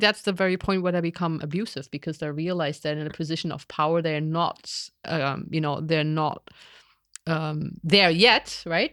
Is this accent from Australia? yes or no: no; East Germany, Germany; I grew up in East Germany when we had a socialism